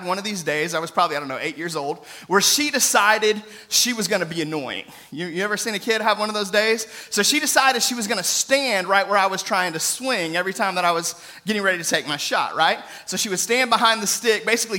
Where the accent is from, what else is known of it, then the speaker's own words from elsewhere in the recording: United States; all of us as Americans